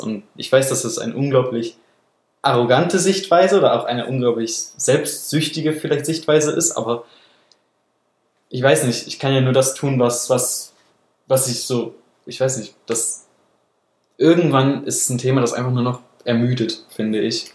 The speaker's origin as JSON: {"language": "German", "region": "Baden-Württemberg", "country": "Germany", "said": "wo ich herkomme, in Anführungsstrichen, in Süddeutschland"}